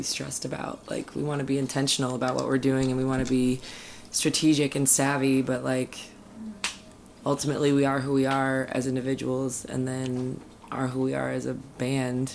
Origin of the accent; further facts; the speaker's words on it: Seattle, Washington, United States; I'm from Seattle, so I moved back home to Seattle